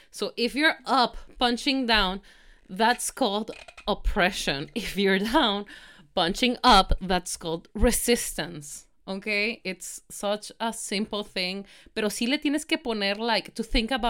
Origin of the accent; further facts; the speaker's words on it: Mexico; por más mexicanos que somos, o sea, sí somos mexicanos